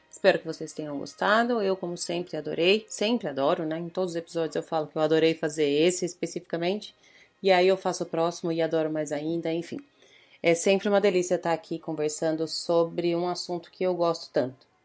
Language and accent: Portuguese; Marília, São Paulo, Brazil; Mas eu sou de Marília.